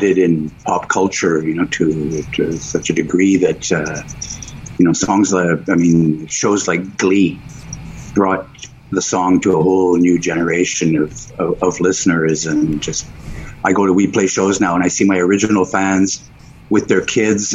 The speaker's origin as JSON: {"language": "English", "town": "Montreal", "region": "Quebec", "country": "Canada", "tie": "born or raised there", "moved": "as an adult", "lives_now": "Vancouver Island, Canada", "said": "I'm not from Montreal, but I grew up in Montreal"}